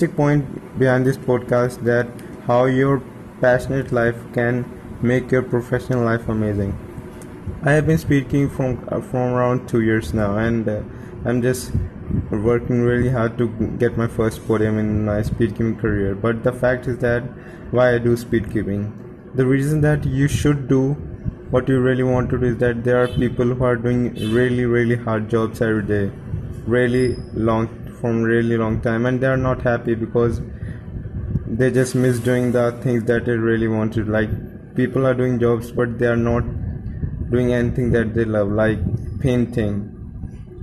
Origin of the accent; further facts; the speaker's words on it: India; I'm from India